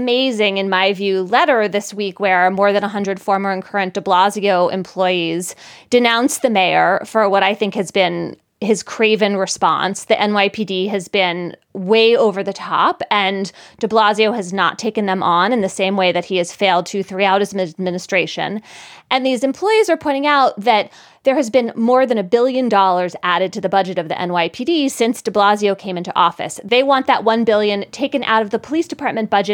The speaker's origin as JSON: {"language": "English", "town": "Philadelphia", "region": "Pennsylvania", "country": "United States", "tie": "born or raised there", "said": "growing up in Philadelphia"}